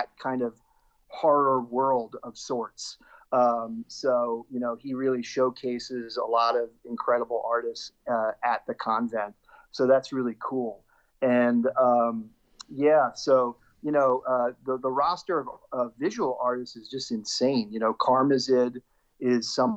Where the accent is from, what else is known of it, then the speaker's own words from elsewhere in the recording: Lawrenceville, New Jersey, United States; also born or lived in New York City / Philadelphia; now in South Jersey, United States; I grew up in Central Jersey. Both my parents are originally from Brooklyn, and I originally was from New York City. But then most of my formative years, I was in Lawrenceville, right next to Princeton.